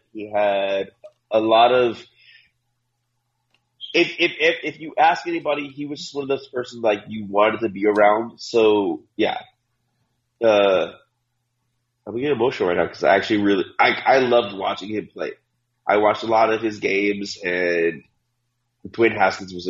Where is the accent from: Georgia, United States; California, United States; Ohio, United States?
Ohio, United States; I'm from Ohio